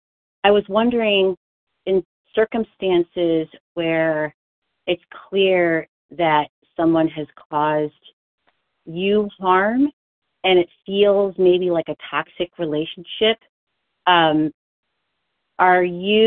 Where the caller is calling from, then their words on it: Pennsylvania, United States; This is … from Pennsylvania, grateful, recovering, compulsive overeater.